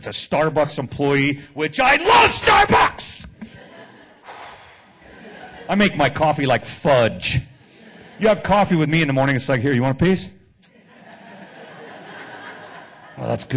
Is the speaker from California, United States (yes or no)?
yes; Oakland, California, United States; now in San Jose, United States; I live in San Jose now. I was born and raised in Oakland